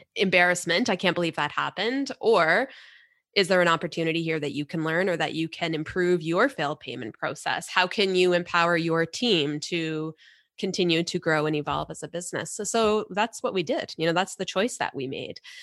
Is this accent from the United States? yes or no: no; Canada; we're Canadian